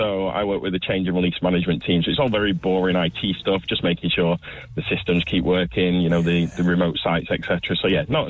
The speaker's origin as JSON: {"language": "English", "town": "Wigan", "region": "North West England", "country": "United Kingdom", "said": "Well, I'm from Wigan in the northwest. Currently working in Warrington for United Utilities"}